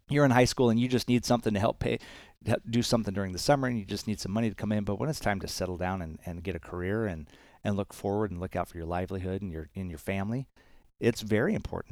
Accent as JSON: {"language": "English", "region": "Arizona", "country": "United States", "tie": "born or raised there", "said": "I spent a lot of time, um, growing up in Arizona playing baseball"}